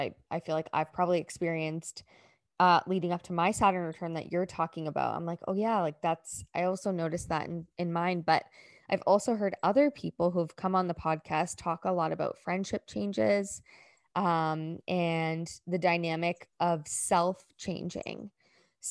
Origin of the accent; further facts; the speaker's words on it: Ontario, Canada; moved away as an adult; I used to live in Ontario. I'm from Ontario, and I moved in 2013.